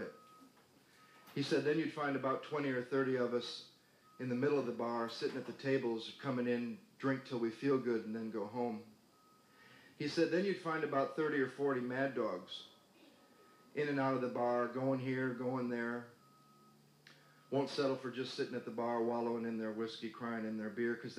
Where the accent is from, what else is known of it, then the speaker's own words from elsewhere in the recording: Battle Creek, Michigan, United States; also born or lived in Denver, Colorado; now in Santa Monica, United States; I grew up in Battle Creek, Michigan, and wasn't allowed to eat Kellogg's